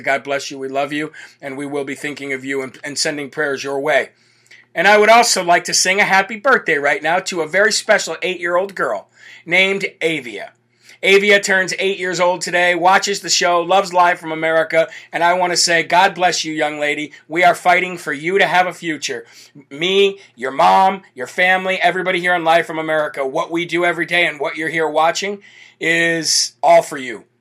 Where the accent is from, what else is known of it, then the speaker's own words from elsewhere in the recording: New Hampshire, United States; New Hampshire, right here in my home state